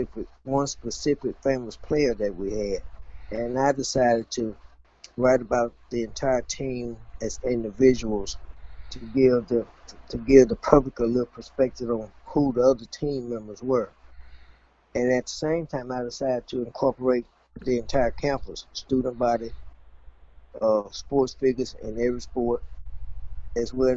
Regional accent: Mississippi, United States; I'm currently retired, and I'm from Mississippi

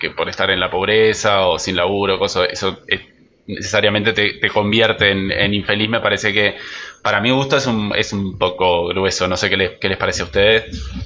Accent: Uruguay; somos uruguayos

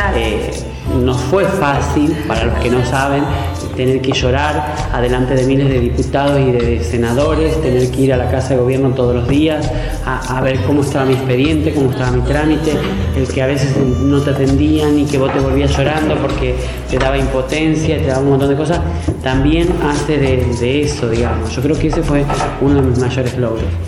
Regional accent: Santa Fe, Argentina; moved away; Haberme vuelto en el 2010 a mi provincia

